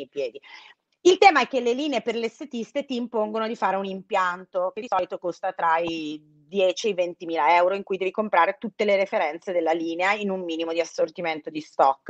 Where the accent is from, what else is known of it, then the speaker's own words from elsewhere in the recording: Brescia, Lombardy, Italy; io sono di Brescia